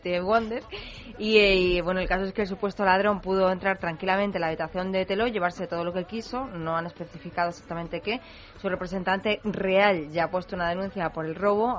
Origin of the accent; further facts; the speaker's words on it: Andalusia, Spain; accent: Andalusian; now in Madrid, Spain; al principio de llegar a Madrid con el acento andaluz